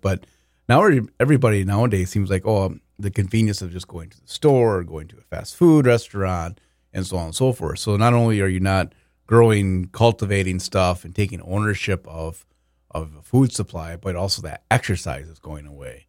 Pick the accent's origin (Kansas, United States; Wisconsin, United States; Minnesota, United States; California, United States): Minnesota, United States; Walnut Grove; growing up in Walnut Grove, home of Laura Ingalls Wilder